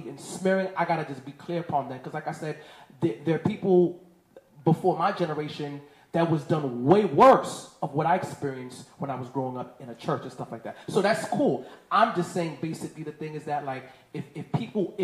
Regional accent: New York City, New York, United States; I'm from Crown Heights, Brooklyn.

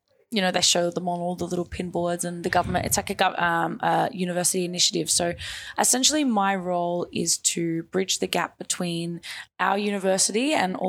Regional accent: Australia; as Australian citizens

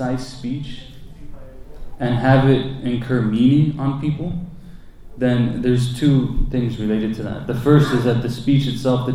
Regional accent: United States; growing up in America

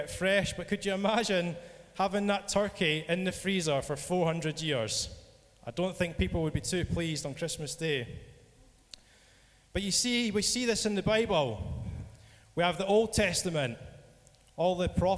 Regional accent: Scotland, United Kingdom; I'm from Scotland

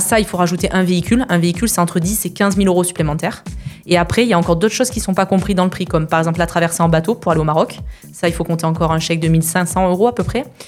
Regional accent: Perpignan, Occitania, France; moved away; also born or lived in Canohès; je suis originaire, originaire de Perpignan

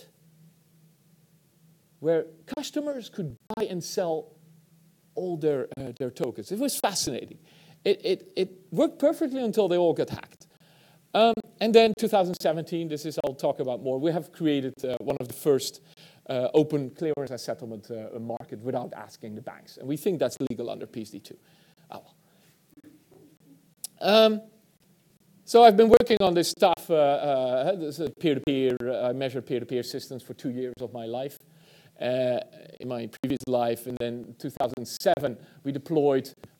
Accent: Netherlands; I'm from the Netherlands

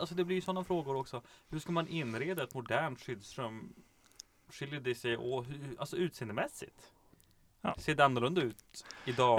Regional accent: Kiruna, Norrbotten County, Sweden; jag kommer ju från Kiruna

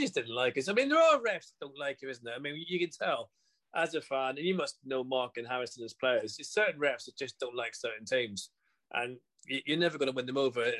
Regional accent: Northern Irish, Northern Ireland, United Kingdom; I'm Northern Irish

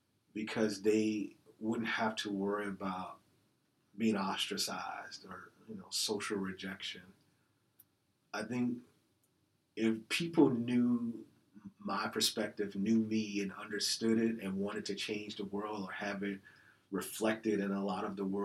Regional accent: Chicago, Illinois, United States; moved away; as a child growing up in Chicago

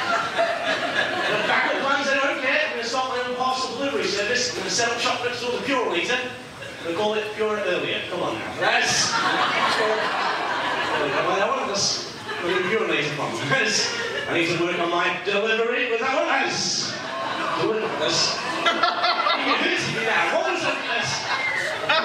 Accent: England, United Kingdom; now in Niagara Falls, Canada; I'm from England originally. I live in Niagara Falls

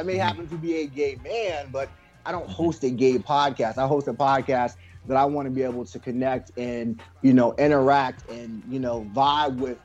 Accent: Potomac, Maryland, United States; moved away; also born or lived in southern Virginia; I'm originally from Potomac, Maryland. I transitioned to Virginia, southern part of Virginia, in the late 90s.

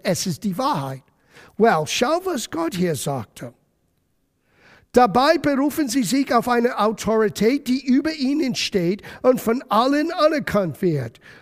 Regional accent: United States; German is a second language; moved away; also born or lived in Germany; bei uns in Amerika

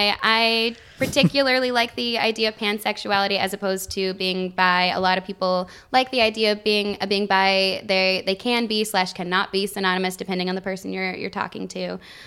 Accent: Oklahoma City, Oklahoma, United States; also born or lived in Salt Lake City, Utah; And I was raised in Oklahoma. Like Oklahoma City.

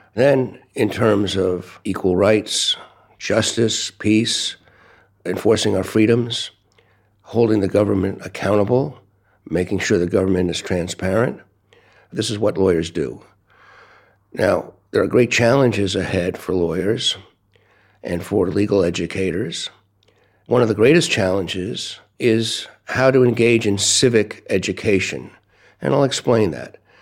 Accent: United States; also born or lived in Brooklyn, New York / Washington, D.C.; I'm from the United States.

